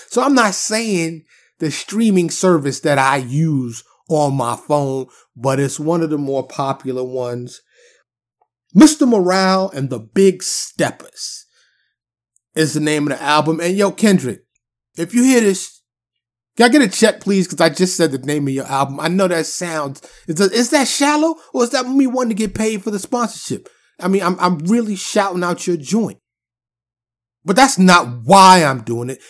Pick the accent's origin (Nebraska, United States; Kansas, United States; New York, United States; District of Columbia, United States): New York, United States; New York City; moved away as an adult; now in Dallas, United States; I'm born and raised in New York City. I live in, uh, in the suburbs of Dallas, Texas now, and have for many years